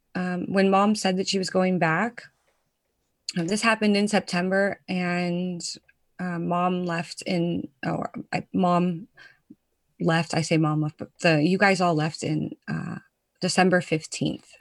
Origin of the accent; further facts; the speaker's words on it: United States; now in Netherlands; I'm a proud American. I tell people all the time that I'm American.